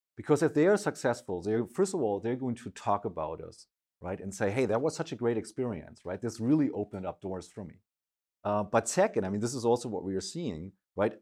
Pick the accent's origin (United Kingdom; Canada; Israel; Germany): Germany; Schleswig-Holstein; I grew up in a very small village, uh, all the way up in the north, uh, in Germany, in Schleswig-Holstein